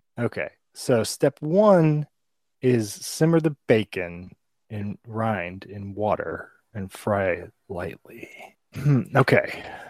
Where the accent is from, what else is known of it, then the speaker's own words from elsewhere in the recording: Cajun, Louisiana, United States; I'm Cajun